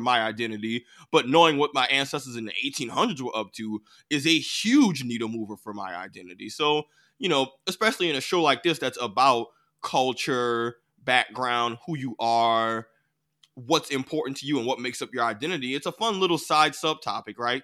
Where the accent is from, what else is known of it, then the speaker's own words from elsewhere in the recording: United States; I grew up in America